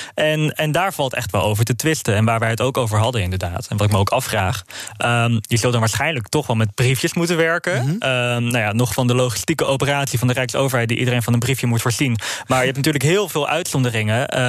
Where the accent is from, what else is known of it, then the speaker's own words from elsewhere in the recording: Amsterdam, North Holland, Netherlands; nu ben ik wel een geboren en getogen Amsterdammer.